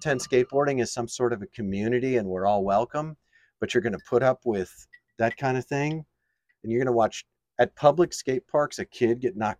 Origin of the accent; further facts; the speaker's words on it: New York, United States; I grew up in New York.